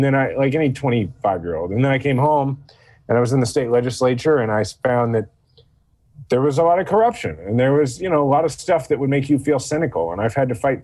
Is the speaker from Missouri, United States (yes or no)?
yes; Kansas City, Missouri, United States; I'm from Kansas City